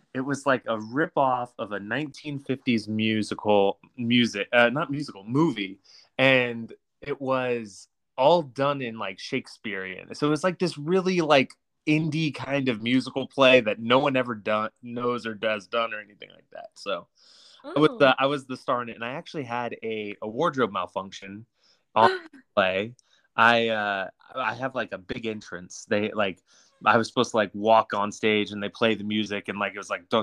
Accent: Roseville, California, United States; I grew up in Roseville, California

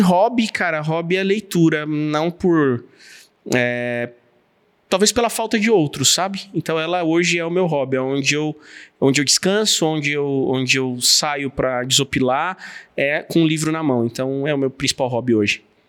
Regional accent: São Paulo, Brazil; como paulistano

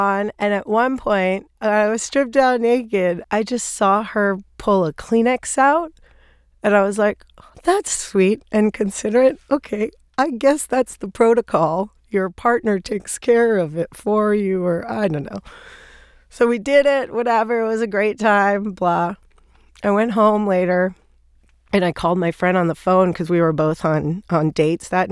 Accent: Thailand; moved away as an adult; also born or lived in New York; I grew up in Thailand

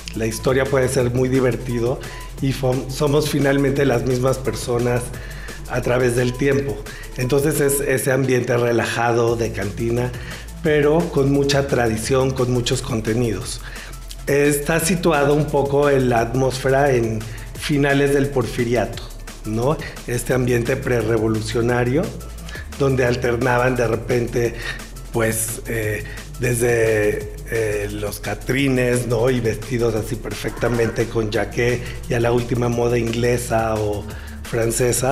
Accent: Mexico; tenemos como mexicanos

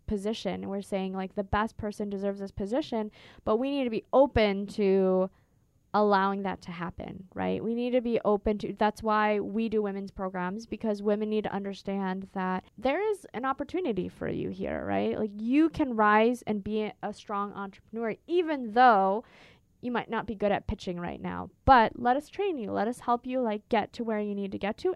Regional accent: Minnesota, United States; also born or lived in California; now in Phoenix, United States; I'm originally from Minnesota, which is very green and lush

